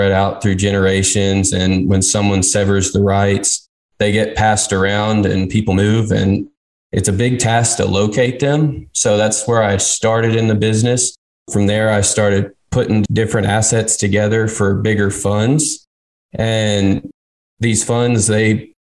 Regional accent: Texas, United States; I'm from Texas. Always grew up around people in the business.

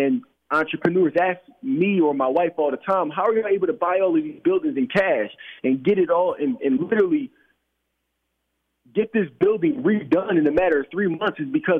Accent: Philadelphia, Pennsylvania, United States; I grew up in Philadelphia my entire life, and every single day when I would work downtown, when I used to work for the bank, I would walk by the Ritz-Carlton Hotel

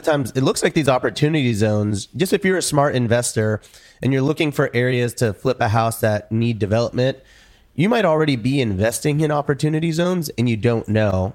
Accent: Houston, Texas, United States; moved away as an adult; I grew up here

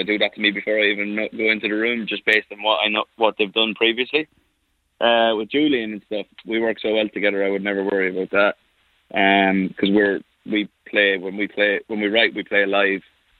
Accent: Ireland; I'm Irish.

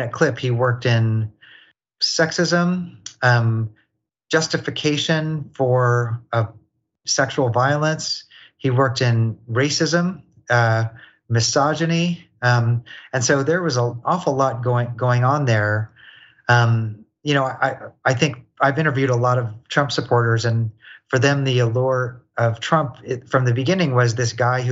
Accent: Kansas City, Missouri, United States; I was a white kid growing up in Kansas City, Missouri

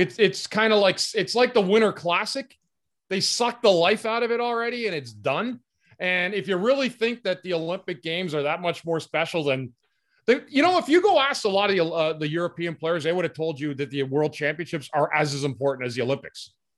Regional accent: Ottawa, Ontario, Canada; I grew up in Ottawa

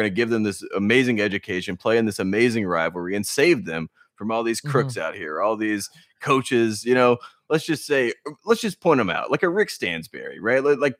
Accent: North Carolina, United States; I'm from North Carolina.

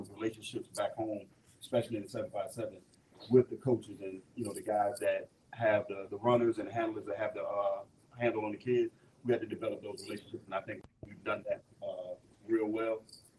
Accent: Virginia Beach, Virginia, United States; moved away as an adult; also born or lived in Charlotte / Lynchburg; now in Blacksburg, United States; growing up in Virginia Beach all my life, and then moving in from Charlotte, two big cities.

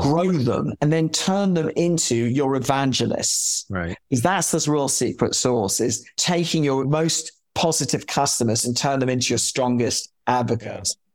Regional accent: London, United Kingdom; moved away as an adult; And I grew up in London in Chelsea

